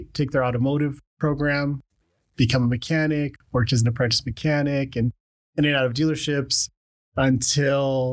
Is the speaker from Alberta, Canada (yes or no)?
yes; Calgary, Alberta, Canada; also born or lived in Khartoum, Sudan / Lethbridge, Canada; I was born in Sudan, Khartoum, Sudan, and my family emigrated to Canada when I was pretty young. So just like a little guy, and we came to Lethbridge originally. And yeah, just like a year or two after that, we moved to Calgary